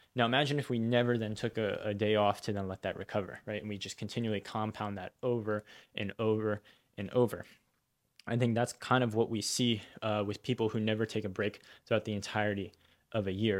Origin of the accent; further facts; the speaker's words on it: United States; I was born in America, raised in America, but uh, most like summer breaks growing up, we'd go to go visit family